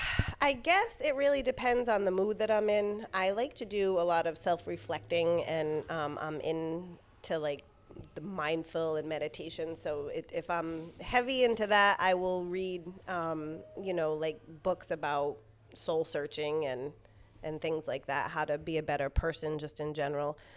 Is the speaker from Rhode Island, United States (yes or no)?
yes; Providence, Rhode Island, United States; also born or lived in Warwick, Rhode Island; I pretty much grew up in Providence